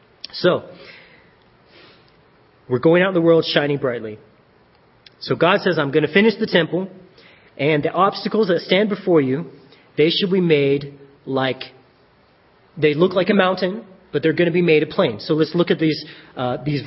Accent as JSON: {"language": "English", "town": "Colorado Springs", "region": "Colorado", "country": "United States", "tie": "born or raised there", "lives_now": "Centennial, United States", "said": "I grew up in Colorado Springs."}